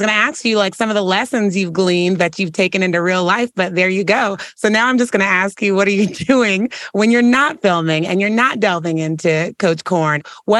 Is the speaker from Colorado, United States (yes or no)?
no; San Francisco, California, United States; I'm from San Francisco.